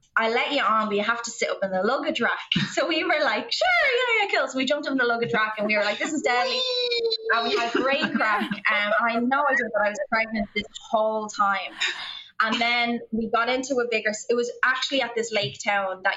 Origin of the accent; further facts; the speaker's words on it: Ireland; moved away; we would say Ireland